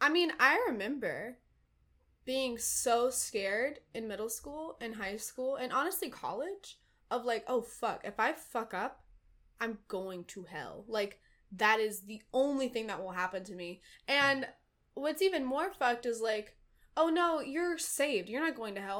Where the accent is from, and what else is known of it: Dunn, North Carolina, United States; born or raised there; moved away as an adult; now in Brooklyn, United States